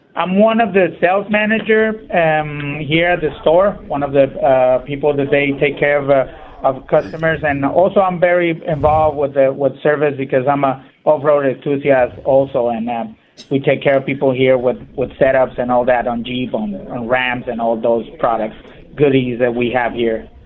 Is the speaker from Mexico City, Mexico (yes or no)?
no; Ensenada, Baja California, Mexico; moved away; I'm, I'm originally from Ensenada